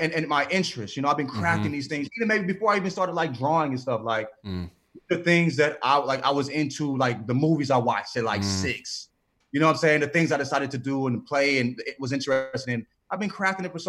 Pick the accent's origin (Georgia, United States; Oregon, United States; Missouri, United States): Missouri, United States; St. Louis; I'm from St. Louis, so I'm from a town where people don't want an All-Star game either